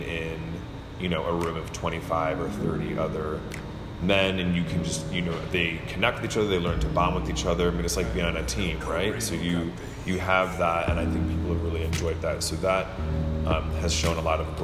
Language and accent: English; Michigan, United States; now in Durham, United States; I'm originally from Michigan